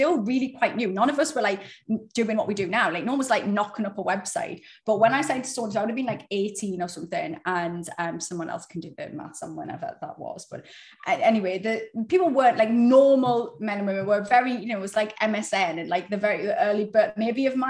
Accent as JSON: {"language": "English", "country": "United Kingdom", "said": "we're British."}